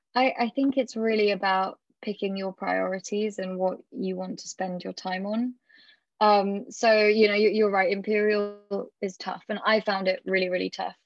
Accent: United Kingdom; being British

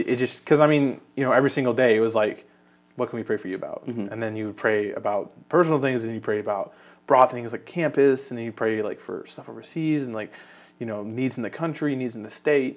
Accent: Kentucky, United States; also born or lived in Canada; I was born in Canada, but I've lived in Kentucky for most of my life

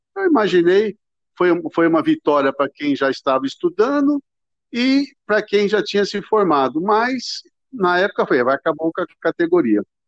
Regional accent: Ribeirão Preto, São Paulo, Brazil; eu sou de Ribeirão Preto

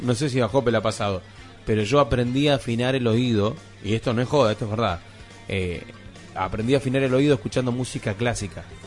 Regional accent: Argentina; nosotros, como argentinos

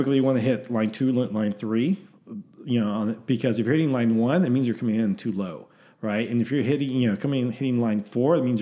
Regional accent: Southern California, United States; moved away as an adult; also born or lived in Denver, Colorado / Corpus Christi, Texas; now in Austin, United States; I grew up in Southern California

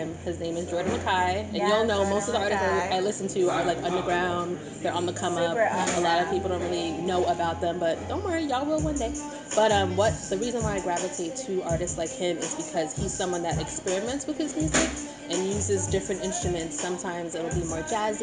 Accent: Dominica; We're from Dominica, small Caribbean island

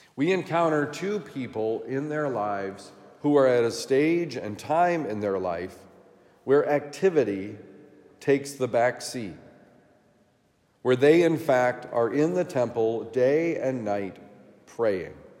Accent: Vermont, United States; my home state of Vermont

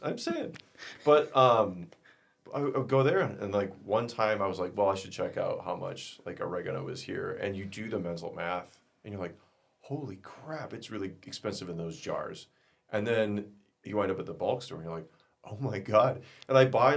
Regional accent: South Central Minnesota, United States; moved away; That's where I'm really from, good. South Central Minnesota.

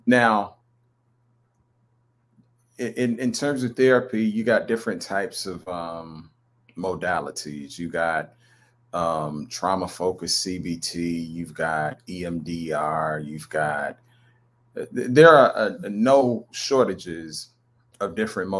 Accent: North Carolina, United States; I'm actually from North Carolina.

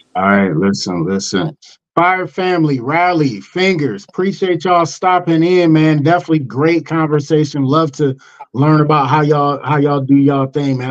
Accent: Cleveland, Ohio, United States; moved away; I'm originally from Cleveland

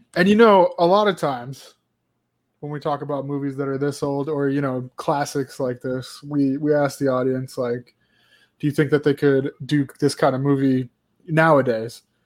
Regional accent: United States; as an American

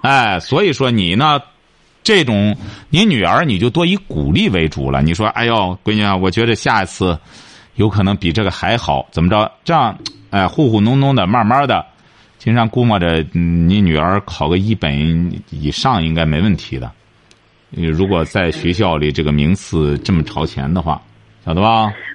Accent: China; 我们中国人

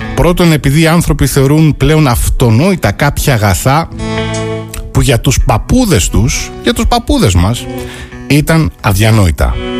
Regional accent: Greece; η χώρα μας

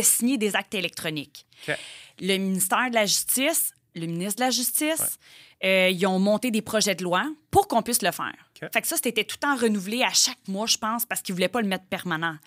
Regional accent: Joliette, Quebec, Canada; je viens de Joliette. Ouais. Je suis une petite fille de campagne.

